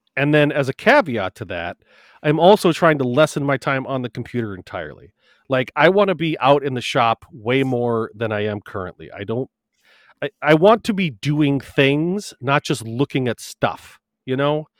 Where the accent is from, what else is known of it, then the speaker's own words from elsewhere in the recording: Wisconsin, United States; I'm coming from Wisconsin